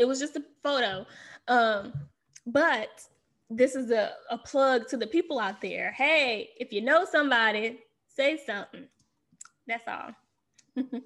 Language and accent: English; the South, United States; now in Washington, D.C., United States; I'm from the South